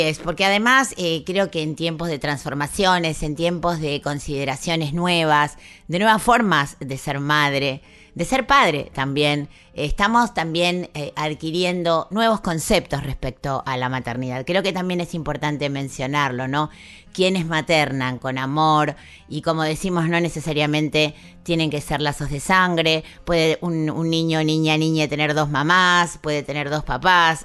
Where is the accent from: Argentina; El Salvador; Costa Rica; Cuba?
Argentina; nuestra identidad como argentinos, como argentinas